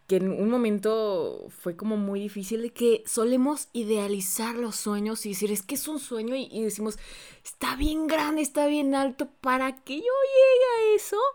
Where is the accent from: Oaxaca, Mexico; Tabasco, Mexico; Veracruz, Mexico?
Veracruz, Mexico; Xalapa; moved away as an adult; now in Mexico City, Mexico; soy de Jalapa, Veracruz.